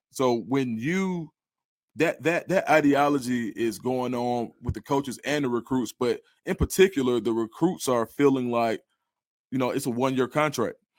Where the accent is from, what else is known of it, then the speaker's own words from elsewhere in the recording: College Park, Georgia, United States; I'm from College Park. I actually uh, spent a year at Westlake High School